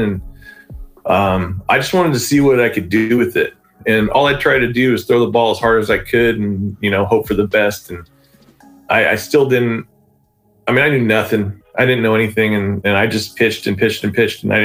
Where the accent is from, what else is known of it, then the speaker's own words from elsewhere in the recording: Sanger, California, United States; basically born and raised in Sanger